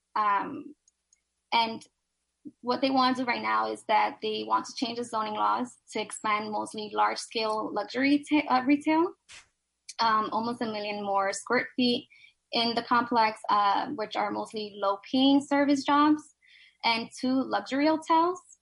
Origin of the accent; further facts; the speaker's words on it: New York City, New York, United States; I was raised in Silverside and Sunset Park, Brooklyn